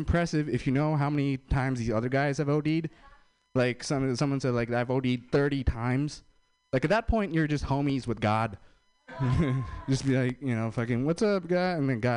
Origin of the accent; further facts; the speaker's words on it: India; I'm Indian